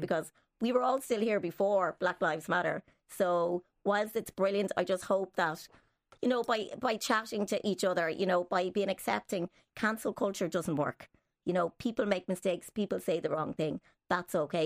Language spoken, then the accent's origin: English; Dublin, Leinster, Ireland; I was, was born in Dublin here